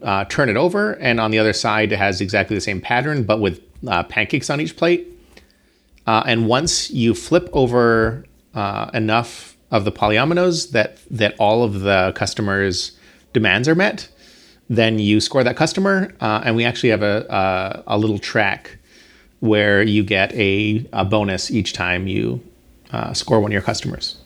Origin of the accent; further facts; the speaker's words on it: Bahamas; I'm from the Bahamas. Like, I grew up in the Bahamas